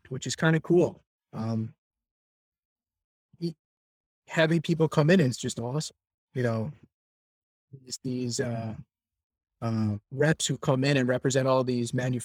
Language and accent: English; New York, United States; Born and raised in New York